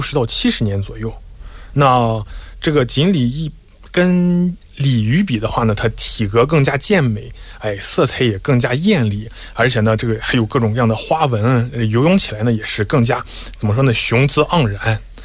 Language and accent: Chinese; China; 我们中国人过年的时候